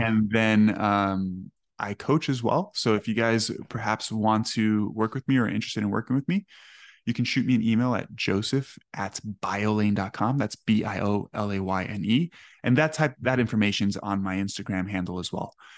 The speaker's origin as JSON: {"language": "English", "town": "Miami", "region": "Florida", "country": "United States", "tie": "born or raised there", "said": "I grew up in Miami"}